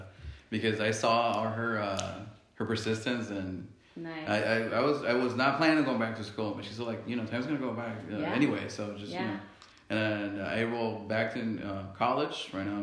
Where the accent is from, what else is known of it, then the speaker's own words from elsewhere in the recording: United States; also born or lived in Veracruz, Mexico; Born in Mexico and raised here since I was 8.